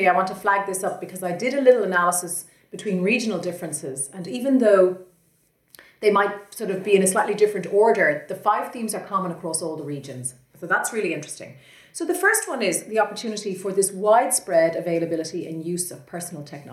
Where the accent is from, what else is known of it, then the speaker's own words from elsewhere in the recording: Ireland; we're both from Ireland